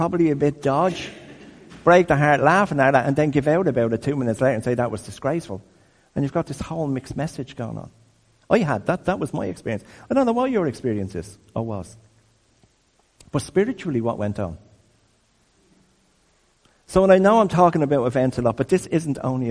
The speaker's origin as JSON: {"language": "English", "town": "Dublin", "region": "Leinster", "country": "Ireland", "tie": "born or raised there", "said": "I grew up in Crumlin"}